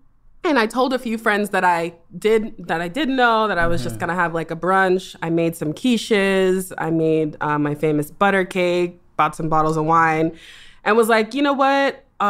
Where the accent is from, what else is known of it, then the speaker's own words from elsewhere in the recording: East Coast, United States; also born or lived in Boston / New York; I'm actually from the East Coast.